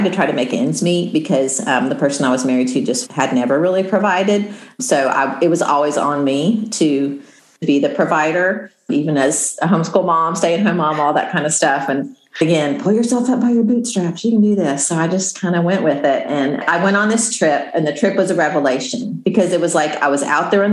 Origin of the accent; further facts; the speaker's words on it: Midwest, United States; I'm from the Midwest and I grew up with just a sort of a pull yourself up by your bootstraps mentality